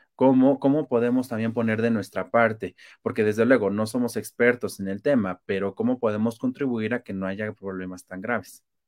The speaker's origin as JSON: {"language": "Spanish", "country": "Mexico", "said": "somos demasiados mexicanos"}